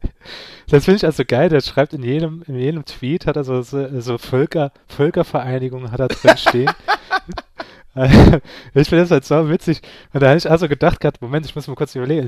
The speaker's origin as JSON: {"language": "German", "region": "Saarland", "country": "Germany", "said": "ich bin ein Saarländer"}